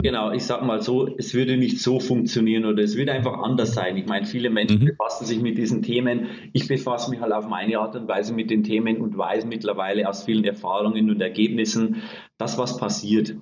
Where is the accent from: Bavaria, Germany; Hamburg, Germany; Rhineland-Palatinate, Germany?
Bavaria, Germany; Bavarian Forest, Germany; accent: Bavarian; Also ich komme ursprünglich aus Bayern, aus dem Bayerischen Wald, bin sehr einfach aufgewachsen